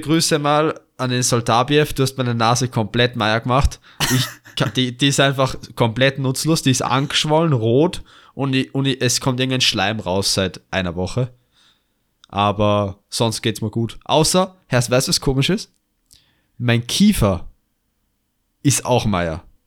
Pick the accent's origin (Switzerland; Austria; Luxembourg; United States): Austria; also born or lived in Vienna; Noch dazu sind wir Österreicher